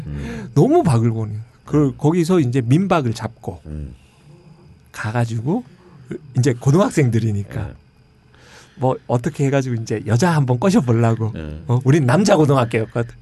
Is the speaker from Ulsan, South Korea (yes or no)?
yes; Ulsan, South Korea; moved away; 저는 그 울산 출신이잖아요